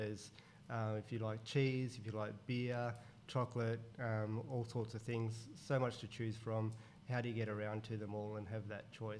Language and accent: English; Canberra, Australian Capital Territory, Australia; also born or lived in Sydney / Central Coast; now in Hunter Valley, Australia; We're originally from Canberra.